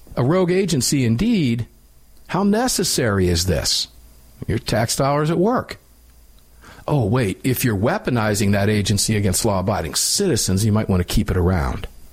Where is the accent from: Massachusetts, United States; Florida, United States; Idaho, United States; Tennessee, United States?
Florida, United States; Tampa; Tampa Field Division, my hometown